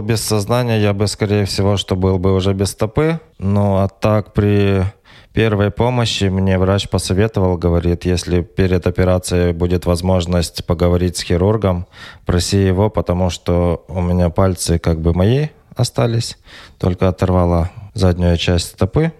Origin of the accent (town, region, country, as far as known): Volodymyr-Volynskyi, Volyn Oblast, Ukraine; born or raised there; moved away as an adult; also born or lived in Ventspils, Latvia / Riga, Latvia; now in Poland